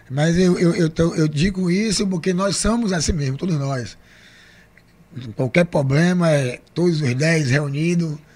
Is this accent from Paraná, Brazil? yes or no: no; Camaçari, Bahia, Brazil; da população de Camaçari, então eu escuto todo mundo. Eu, aqui a gente está na Rua da Bandeira, mas eu morei a minha vida toda ali na Rua Rio Madeira.